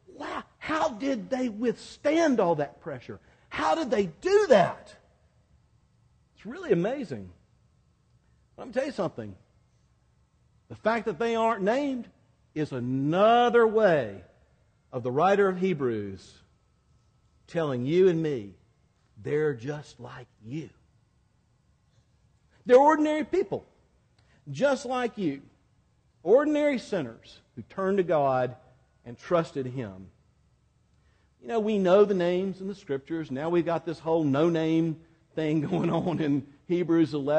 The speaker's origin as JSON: {"language": "English", "town": "Quincy", "region": "Florida", "country": "United States", "tie": "born or raised there", "accent": "more from Georgia than Miami", "moved": "yes", "said": "I grew up in Quincy, Florida, near Tallahassee"}